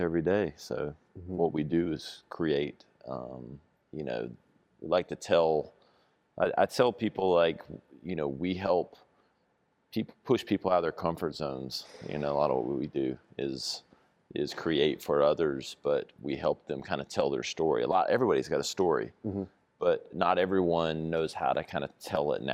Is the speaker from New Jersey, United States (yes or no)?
no; Greenville, South Carolina, United States; also born or lived in Manhattan / Chicago; I was born and raised in Greenville